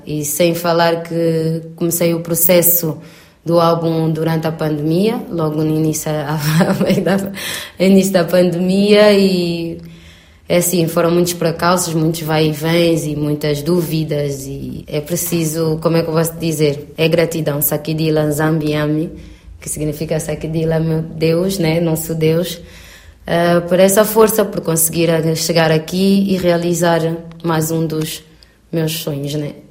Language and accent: Portuguese; Angola; moved away; vou voltar à minha terra